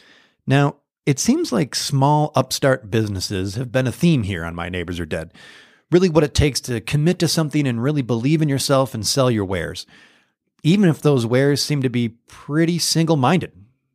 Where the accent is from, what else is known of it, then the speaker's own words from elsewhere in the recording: Michigan, United States; Just outside of Detroit. And I knew I was going to go to college in state.